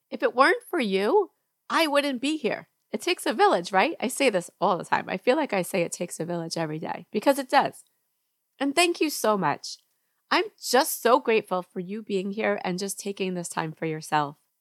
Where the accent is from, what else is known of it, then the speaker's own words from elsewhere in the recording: New York, United States; moved away as an adult; now in Georgia, United States; I grew up in New York, and now I live in Georgia